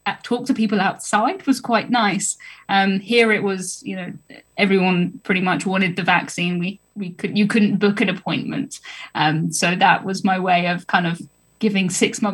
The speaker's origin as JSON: {"language": "English", "country": "United Kingdom", "said": "I'm from the South Coast"}